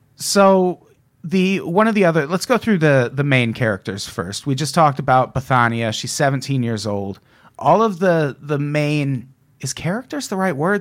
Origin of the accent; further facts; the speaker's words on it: Midwest, United States; My hometown represent